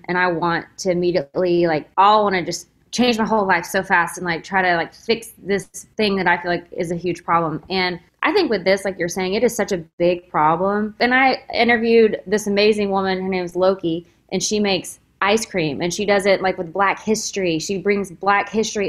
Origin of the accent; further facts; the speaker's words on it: Texas, United States; We're both from Texas